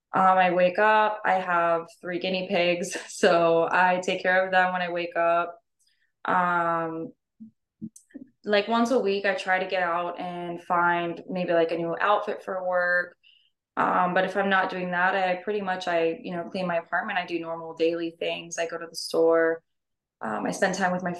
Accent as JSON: {"language": "English", "town": "Norfolk", "region": "Virginia", "country": "United States", "tie": "born or raised there", "also_born_or_lived": "Hawaii", "said": "I was born and raised in Norfolk, Virginia"}